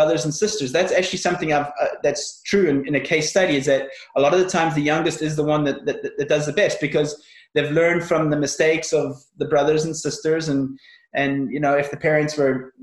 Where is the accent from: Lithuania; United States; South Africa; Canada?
South Africa; also born or lived in Northern Ireland; I was born in Northern Ireland, and at the age of six, we moved to South Africa.